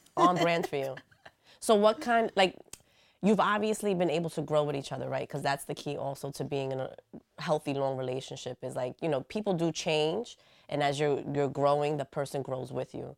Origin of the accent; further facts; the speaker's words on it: New York City, New York, United States; I'm from the Bronx